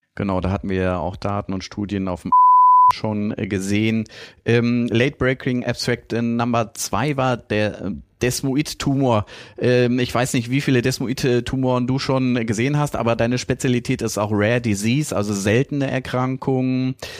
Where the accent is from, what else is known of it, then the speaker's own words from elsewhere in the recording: North Rhine-Westphalia, Germany; Ich als Ostwestfale